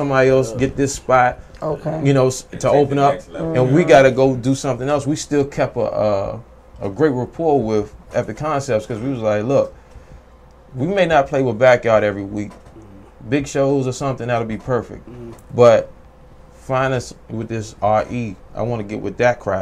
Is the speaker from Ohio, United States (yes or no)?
no; Maryland, United States; I was from Maryland, my cousins were Southeast